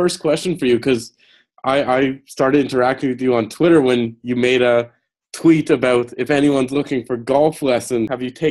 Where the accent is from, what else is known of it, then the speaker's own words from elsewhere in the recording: Montreal, Quebec, Canada; I'm from Montreal